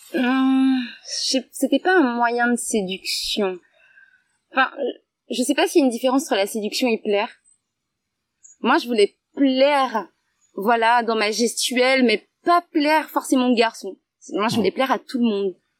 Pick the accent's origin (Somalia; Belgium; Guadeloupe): Guadeloupe